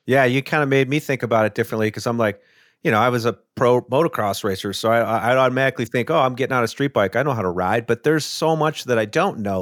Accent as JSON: {"language": "English", "region": "Midwest", "country": "United States", "tie": "born or raised there", "said": "I grew up in the Midwest too"}